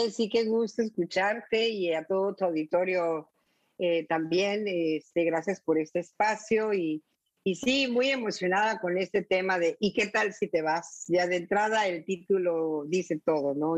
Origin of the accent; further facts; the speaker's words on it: Mexico; soy mexicana